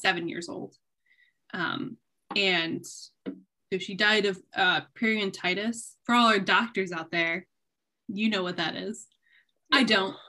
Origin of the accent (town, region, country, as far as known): Jackson, Michigan, United States; born or raised there